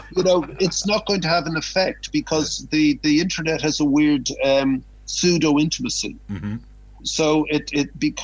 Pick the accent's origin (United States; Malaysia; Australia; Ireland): Ireland; moved away as an adult; also born or lived in Canada; as Irish